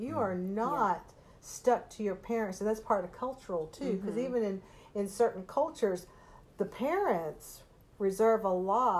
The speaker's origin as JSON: {"language": "English", "region": "Texas", "country": "United States", "tie": "born or raised there", "said": "even though you're an American, I'm an American. We both grew up in Texas"}